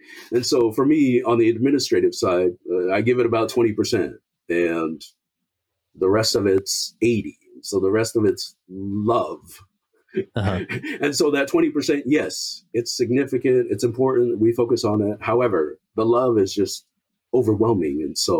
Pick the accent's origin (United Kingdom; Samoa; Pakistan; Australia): Samoa; He came from South Africa. I came from Samoa.